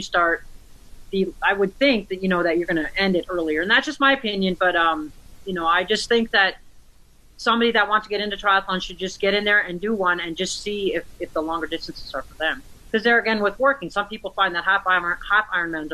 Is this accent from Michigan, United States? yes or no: yes; Michigan, United States; moved away as an adult; I grew up in Michigan. I left at the age of 19